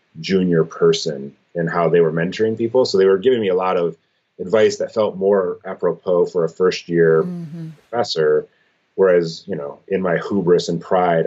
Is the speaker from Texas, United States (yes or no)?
no; Michigan, United States; I was from Michigan and intended to stay in Michigan